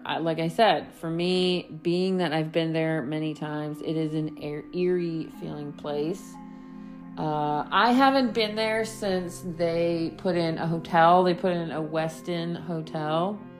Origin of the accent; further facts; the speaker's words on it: East Coast, United States; me growing up in the East Coast, the winter there versus Colorado are very two different things.